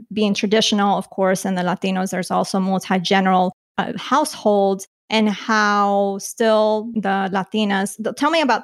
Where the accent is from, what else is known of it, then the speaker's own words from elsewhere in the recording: Colombia; moved away; I was born in Colombia.